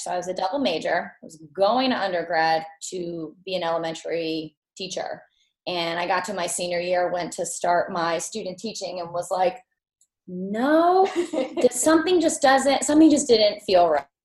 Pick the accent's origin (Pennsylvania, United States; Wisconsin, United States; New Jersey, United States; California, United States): New Jersey, United States; Montville; I'm from Montville, New Jersey